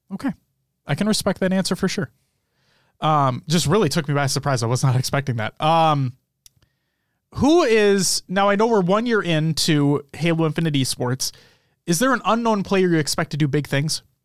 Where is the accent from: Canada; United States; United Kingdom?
United States; we are from the United States